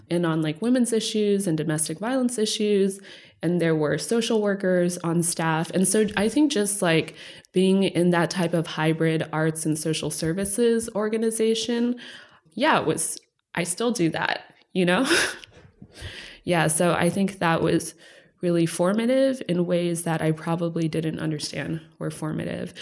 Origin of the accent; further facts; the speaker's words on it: Texas, United States; moved away; also born or lived in Los Angeles; Growing up in Texas, we moved around, ended up in Texas